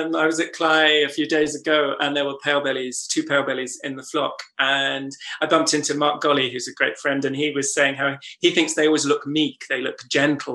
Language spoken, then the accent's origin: English; North Norfolk, East of England, United Kingdom; I grew up in North Norfolk.